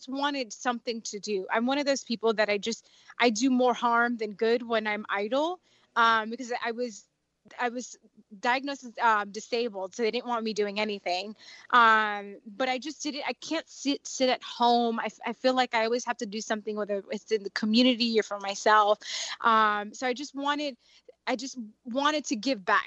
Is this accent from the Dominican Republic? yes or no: yes; Dominican Republic; also born or lived in South Florida; I'm Dominican, so I'm from the Caribbean